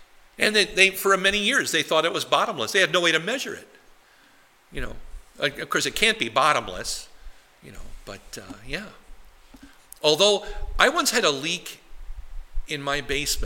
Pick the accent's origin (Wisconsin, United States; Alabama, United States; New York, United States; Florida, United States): Wisconsin, United States; now in New Ulm, United States; The lakes I grew up in Wisconsin are lakes that might have been, you know, a couple acres across